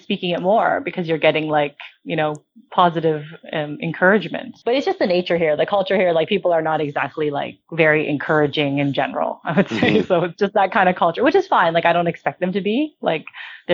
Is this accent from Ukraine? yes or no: no; Canada; now in Hong Kong; I'm Canadian